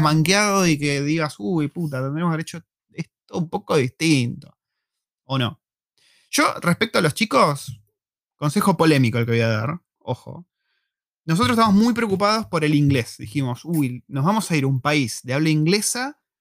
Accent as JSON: {"language": "Spanish", "country": "Argentina", "also_born_or_lived": "La Plata, Argentina / Buenos Aires, Argentina", "moved": "as an adult", "lives_now": "New Zealand", "said": "como los argentinos, como nosotros"}